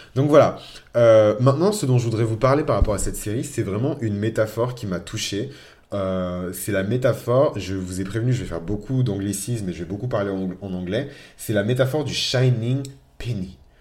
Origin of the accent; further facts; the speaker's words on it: France; also born or lived in Benin; je suis français. Voilà. je suis franco-béninois